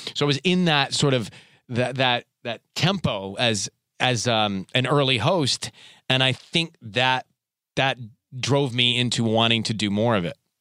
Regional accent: Atlanta, Georgia, United States; So I was born and raised in Atlanta, Georgia

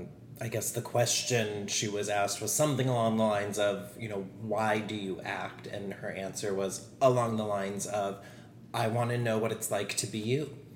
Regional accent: Thousand Oaks, California, United States; moved away as an adult; I grew up in Thousand Oaks.

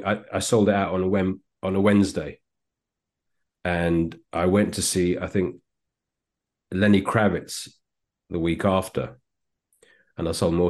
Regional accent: London, United Kingdom; I was born in Edgware, yeah.

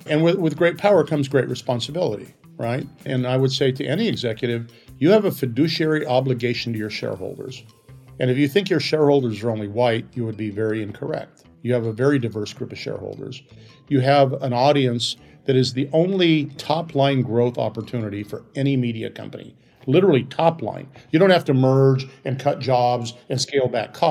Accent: Colorado, United States; I'm from Colorado

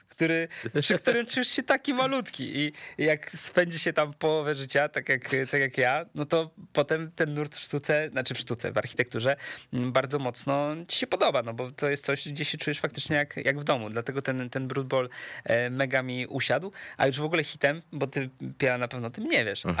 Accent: Łódź, Łódź Voivodeship, Poland; jestem z Łodzi

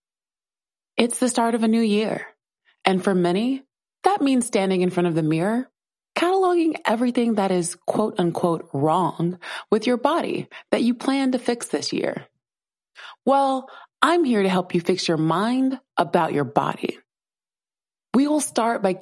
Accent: South Carolina, United States; I grew up in South Carolina

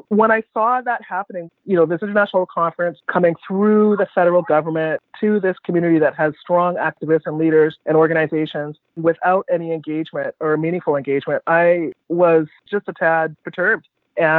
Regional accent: Vancouver, British Columbia, Canada; I was born in Vancouver, and Vancouver is the only home that I've known

